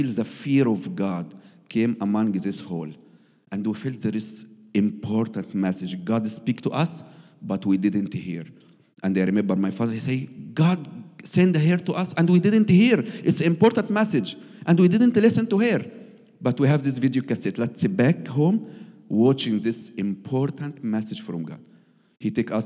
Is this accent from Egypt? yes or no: yes; Egypt; English is a second language; now in Germany; I am Egyptian, and I married from Sarah